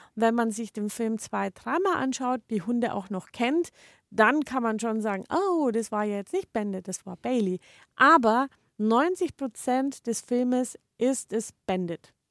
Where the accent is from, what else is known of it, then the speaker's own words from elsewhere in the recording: Germany; bei uns in Deutschland